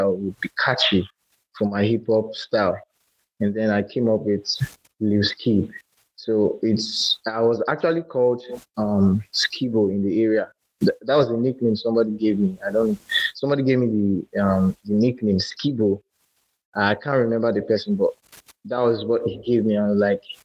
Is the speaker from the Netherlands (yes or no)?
no; Lagos, Nigeria; also born or lived in Akwa Ibom State; I'm a musical artist from Akwa Ibom State, and I was born and brought up in Lagos.